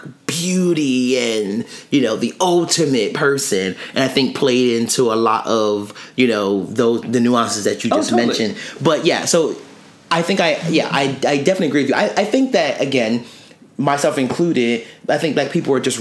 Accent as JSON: {"language": "English", "town": "Camden", "region": "New Jersey", "country": "United States", "tie": "born or raised there", "said": "when I was younger and living in Camden, New Jersey, and I grew up around Asian and Latinx people"}